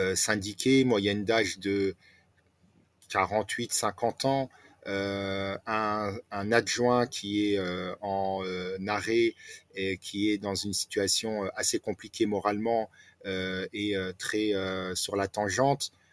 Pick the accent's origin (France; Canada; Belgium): France; Nancy, Grand Est; also born or lived in Alsace / Strasbourg; j'ai grandi à Nancy, euh, Vendeuvre précisément, où j'ai fait mes études.